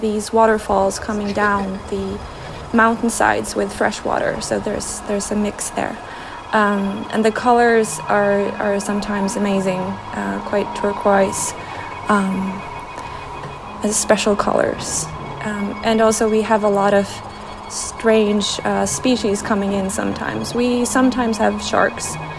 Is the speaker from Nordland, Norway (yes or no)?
no; Trondheim, Trøndelag, Norway; I'm from Norway, Trondheim, in the middle of the country.